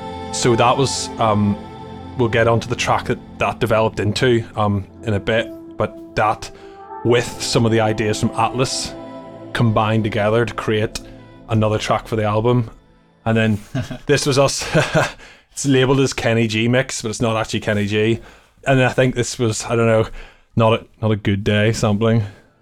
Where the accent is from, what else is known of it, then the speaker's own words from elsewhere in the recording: Ireland; I know, I had Gregorian monks playing in my house all the time growing up in Ireland.